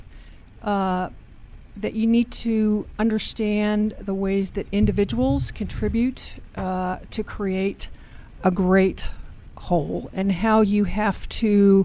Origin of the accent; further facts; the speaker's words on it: Washington, District of Columbia, United States; Generally from the Washington, D.C. area